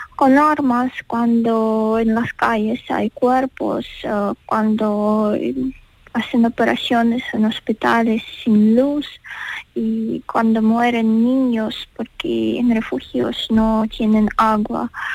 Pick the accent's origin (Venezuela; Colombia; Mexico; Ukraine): Ukraine